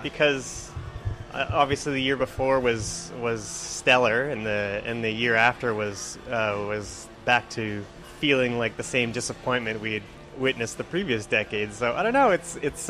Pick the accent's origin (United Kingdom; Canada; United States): Canada; Alberta; I'm a uh, graphic designer here in the uh, the city of Edmonton, and uh, I've uh, I'm born and raised in Alberta